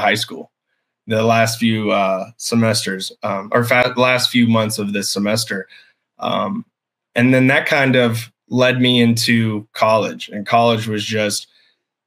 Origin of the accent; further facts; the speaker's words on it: Blountville, Tennessee, United States; I grew up on a small farm in what's called Blountville, Tennessee